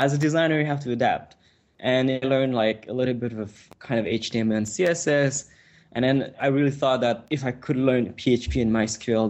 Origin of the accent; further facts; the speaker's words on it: Montreal, Quebec, Canada; first language French; English is a second language; I come from Montreal, which is a very small city